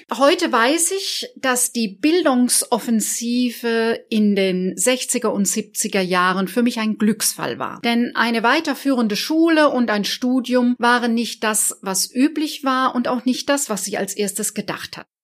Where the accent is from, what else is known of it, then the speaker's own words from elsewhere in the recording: Baden-Württemberg, Germany; Ich selber komme aus einer starken Familie, aufgewachsen im Badischen, in einem Dorf südlich von Karlsruhe und ich habe noch drei jüngere Geschwister.